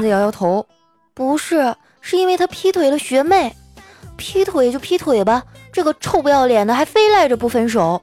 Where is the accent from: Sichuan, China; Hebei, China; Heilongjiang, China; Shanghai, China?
Heilongjiang, China; Qitaihe; moved away; 我老家七台河